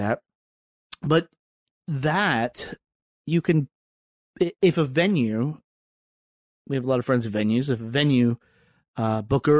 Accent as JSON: {"language": "English", "region": "the South", "country": "United States", "tie": "born or raised there", "also_born_or_lived": "Richmond", "moved": "yes", "lives_now": "Washington, D.C., United States", "said": "I grew up in the South"}